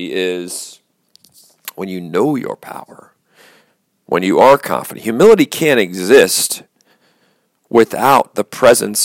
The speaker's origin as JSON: {"language": "English", "town": "Baltimore", "region": "Maryland", "country": "United States", "said": "I came from Baltimore"}